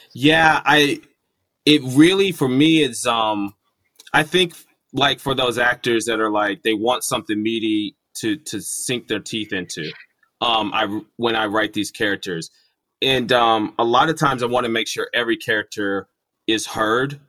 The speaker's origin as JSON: {"language": "English", "town": "Irving", "region": "Texas", "country": "United States", "tie": "born or raised there", "said": "we grew up in Irving, there's a group of my friends that I made there"}